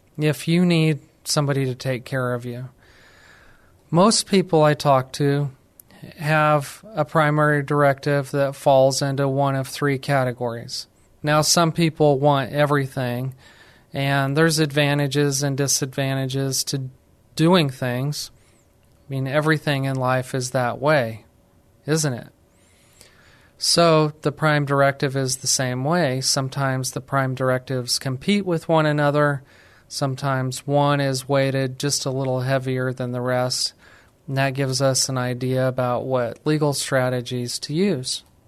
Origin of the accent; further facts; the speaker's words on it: New Mexico, United States; moved away as an adult; now in San Antonio, United States; I'm actually from New Mexico. I moved to San Antonio, Texas